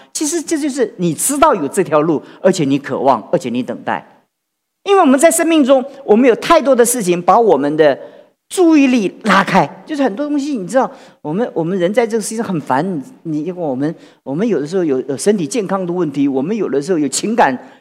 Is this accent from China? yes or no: no; Taiwan; 我们台湾人